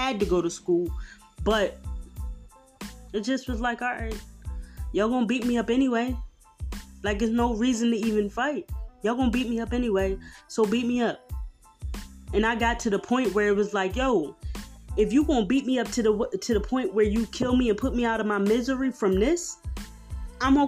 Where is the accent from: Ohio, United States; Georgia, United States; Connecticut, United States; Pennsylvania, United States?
Pennsylvania, United States; Philadelphia; I'm from South Philly